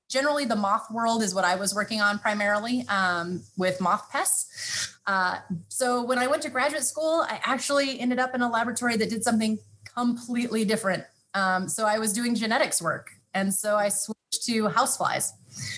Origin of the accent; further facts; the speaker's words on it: Fresno, California, United States; moved away as an adult; also born or lived in upstate New York; Fresno State University. So out in California, that's my hometown